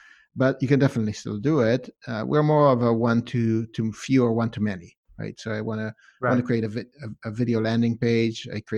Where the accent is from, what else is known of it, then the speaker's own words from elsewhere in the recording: Israel; also born or lived in Canada; now in Boston, United States; I lived in Canada for a couple of years too. I grew up speaking English in Israel, so I've got a chunk of that as well. And yeah, and then I've lived here in Boston